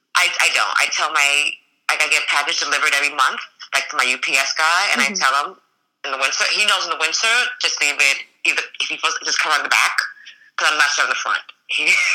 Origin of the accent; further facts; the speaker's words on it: New York, United States; moved away as an adult; I grew up, I was born and raised in New York